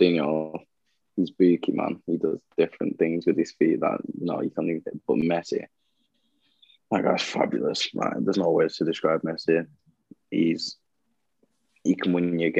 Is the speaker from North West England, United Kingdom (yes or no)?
yes; Blackburn, North West England, United Kingdom; I'm actually from Blackburn.